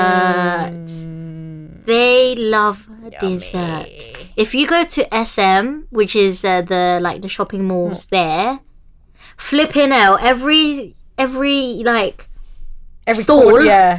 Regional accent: Philippines; I don't know if it's being Filipino, but every time I actually always have to have dessert.

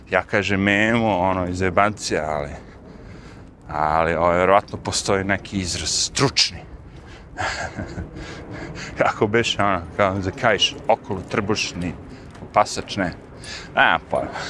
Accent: Serbia; now in United States; ja u zemlju iz koje sam došao iz Srbije, ili tako, mi tamo nikad nismo.

